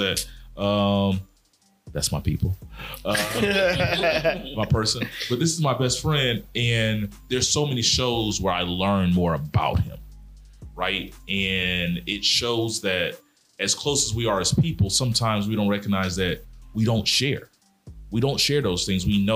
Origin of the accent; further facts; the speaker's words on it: Mobile, Alabama, United States; I'm from Mobile, Alabama. I grew up in the South